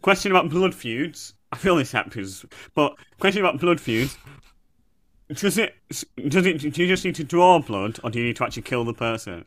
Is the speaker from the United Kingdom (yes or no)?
yes; Bradford, Yorkshire and the Humber, United Kingdom; I'm from Bradford